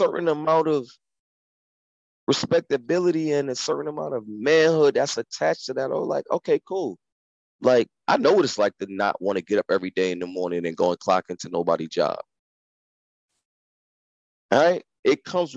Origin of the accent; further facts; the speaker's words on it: United States; I'm from America